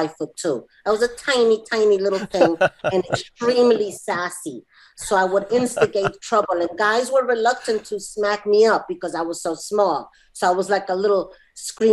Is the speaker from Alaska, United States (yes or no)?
no; New York City, New York, United States; I'm from New York City, and specifically I'm from Queens